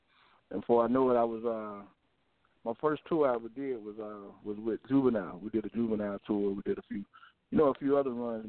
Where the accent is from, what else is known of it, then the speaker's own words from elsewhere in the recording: Norfolk, Virginia, United States; Yeah, I mean, Virginia, man, I don't know if you're familiar with it or not, but it's, you know, it's like any other hood.